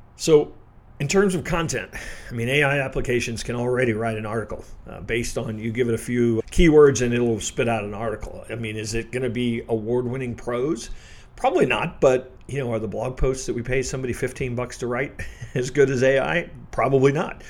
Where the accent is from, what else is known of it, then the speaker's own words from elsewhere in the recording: Midwest, United States; I'm from the Midwest